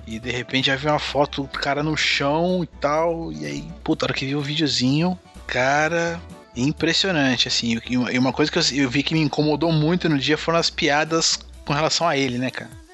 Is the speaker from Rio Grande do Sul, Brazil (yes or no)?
no; Guarulhos, São Paulo, Brazil; como sempre aqui na minha terra de Guarulhos